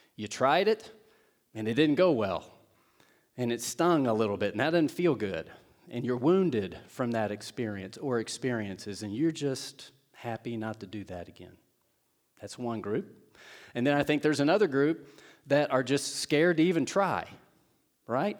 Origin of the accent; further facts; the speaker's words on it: Seymour, Indiana, United States; moved away; my hometown of Seymour, Indiana, Southern Indiana.